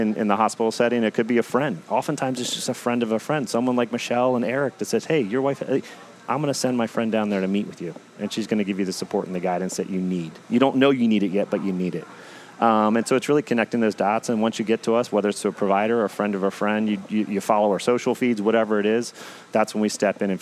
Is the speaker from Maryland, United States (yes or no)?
yes; Howard County, Maryland, United States; We grew up in Howard County, went to Centennial High School together